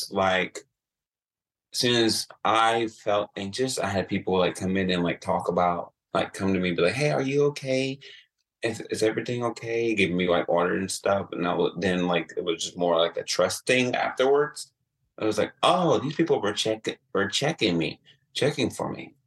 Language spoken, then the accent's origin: English; Atlanta, Georgia, United States; now in Columbus, United States; I'm originally from Atlanta